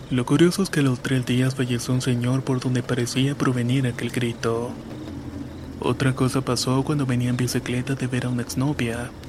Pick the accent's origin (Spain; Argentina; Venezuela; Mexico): Mexico; State of Mexico; Soy del Estado de México, de un pueblito muy católico lleno de cerros, barrancas, milpas y todo.